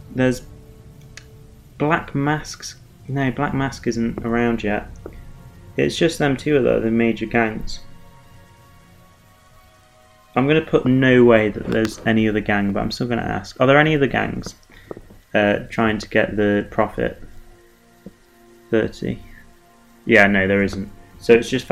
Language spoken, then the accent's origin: English; England, United Kingdom; I'm English